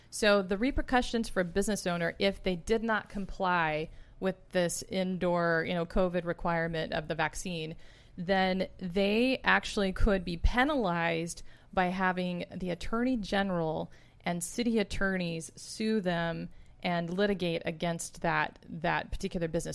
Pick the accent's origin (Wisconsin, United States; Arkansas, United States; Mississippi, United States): Arkansas, United States; also born or lived in Texas; now in California, United States; I'm originally from Arkansas